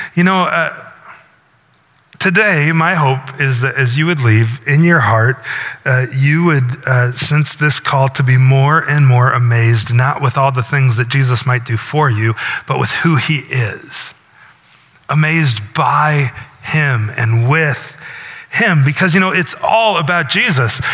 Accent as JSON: {"language": "English", "region": "Northwest Iowa", "country": "United States", "tie": "born or raised there", "moved": "yes", "lives_now": "Milford, United States", "said": "I live in Milford, but my hometown is a little town in Iowa, not unlike Milford. Northwest Iowa"}